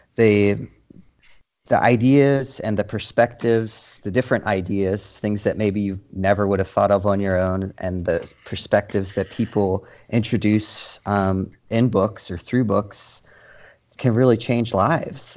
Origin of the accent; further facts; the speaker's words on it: Dundalk, Maryland, United States; moved away as an adult; now in Portland, United States; I hail from Baltimore, more specifically Dundalk, Dundalk, hon